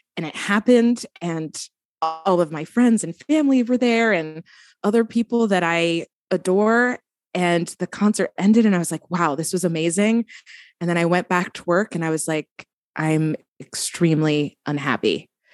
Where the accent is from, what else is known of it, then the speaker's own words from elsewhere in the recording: New Jersey, United States; now in Brooklyn, United States; I am from New Jersey, living in Brooklyn, New York